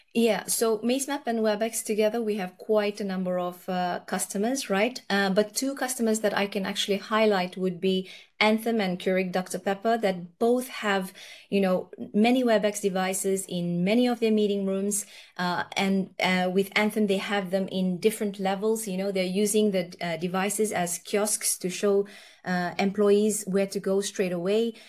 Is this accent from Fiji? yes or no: yes; Fiji; also born or lived in Nepal; now in Norway; I was born in Nepal. Uh, both my parents are Nepalese, and then I've gone and uh, my par- parents went to uh, Fiji uh, from Nepal when I was quite young. So I've grown up in Fiji